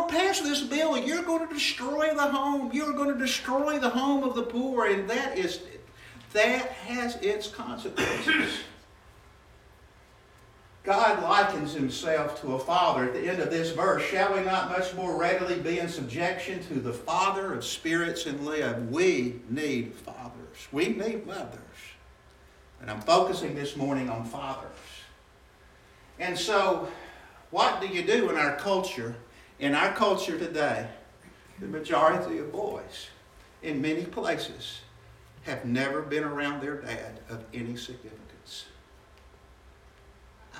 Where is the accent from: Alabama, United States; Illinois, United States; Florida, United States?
Alabama, United States; Birmingham; I grew up in West End in Birmingham, Alabama